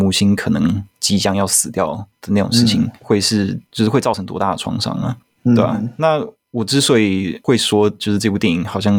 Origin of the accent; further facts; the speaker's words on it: Taiwan; also born or lived in United States; 因为我也是小时候住在美国，然后后来回台湾的，而且我的年纪跟阮凤仪导演，我们都九零年生的